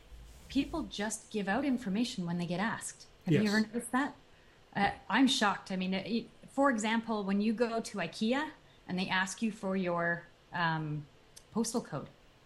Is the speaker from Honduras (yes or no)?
no; Canada; now in United States; a Canadian, so I'm originally from Canada.